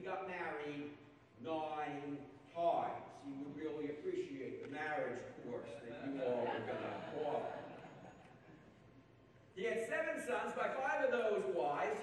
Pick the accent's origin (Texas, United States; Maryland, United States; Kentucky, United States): Maryland, United States; I'm from Maryland